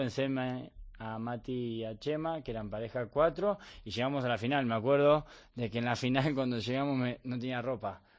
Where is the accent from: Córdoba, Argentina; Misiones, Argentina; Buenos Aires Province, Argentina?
Buenos Aires Province, Argentina; Bahía Blanca; moved away as an adult; now in Spain; yo soy de Bahía Blanca, que a 700 kilómetros de Buenos Aires